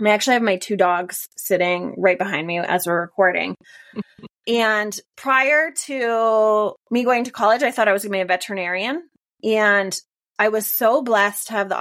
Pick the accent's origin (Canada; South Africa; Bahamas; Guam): Canada; moved away as an adult; also born or lived in Finland; now in Denver, United States; that's where I grew up in Canada